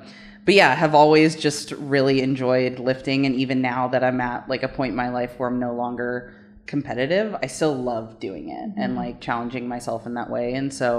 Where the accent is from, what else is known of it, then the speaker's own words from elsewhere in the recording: California, United States; born there; also born or lived in Illinois / Maryland; I was born in California, but we about like every 6 years or so ended up moving. So Illinois, Maryland, back to California.